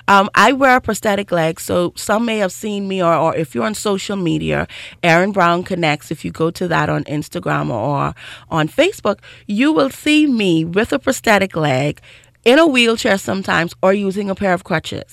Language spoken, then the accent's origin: English; Grand Bahama, Bahamas; I grew up in Grand Bahama